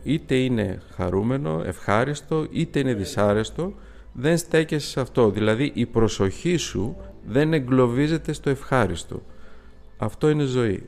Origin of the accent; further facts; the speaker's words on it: Greece; είμαστε Έλληνες